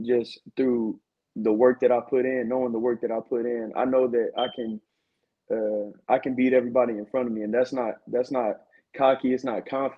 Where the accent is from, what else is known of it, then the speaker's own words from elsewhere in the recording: Winston-Salem, North Carolina, United States; also born or lived in Fayetteville, North Carolina; now in Raleigh, United States; I'm originally from Winston-Salem, North Carolina. Went to high school in Fayetteville, North Carolina at Southview High School